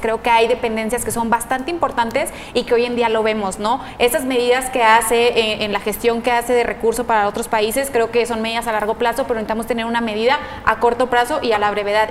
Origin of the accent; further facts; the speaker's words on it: Mexico; nos compete a todos como mexicanos